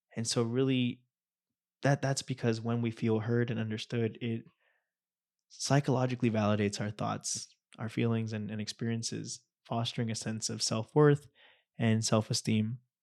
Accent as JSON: {"language": "English", "town": "Anaheim", "region": "California", "country": "United States", "tie": "born or raised there", "also_born_or_lived": "Santa Barbara", "said": "I was born and raised in Orange County, in Anaheim"}